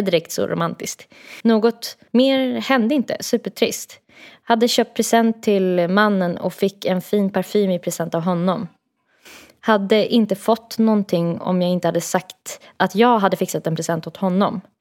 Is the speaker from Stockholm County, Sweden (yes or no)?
yes; Stockholm, Stockholm County, Sweden; Jag är från Stockholm och han är från Uppsala.